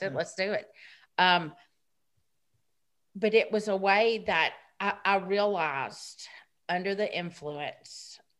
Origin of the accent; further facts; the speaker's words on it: Gallatin, Tennessee, United States; born there; I'm 51. I was born in 1970 in Gallatin, Tennessee.